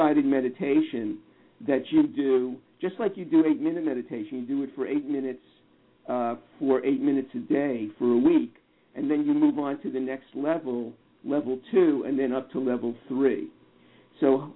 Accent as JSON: {"language": "English", "region": "New York", "country": "United States", "tie": "born or raised there", "said": "I grew up in New York"}